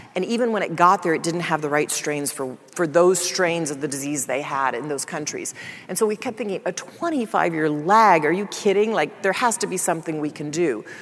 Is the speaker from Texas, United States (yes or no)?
yes; Dallas, Texas, United States; I grew up in Dallas, Texas